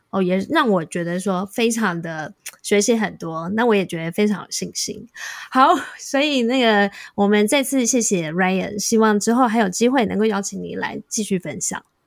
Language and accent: Chinese; Taiwan; now in United States; 我说台湾，还很多人以为我是泰国人